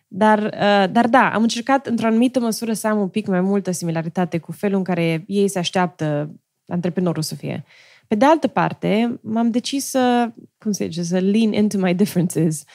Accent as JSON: {"language": "Romanian", "country": "Romania", "tie": "born or raised there", "also_born_or_lived": "Stanford, United States / Silicon Valley, United States", "moved": "as an adult", "lives_now": "United States", "said": "eu, crescând în România"}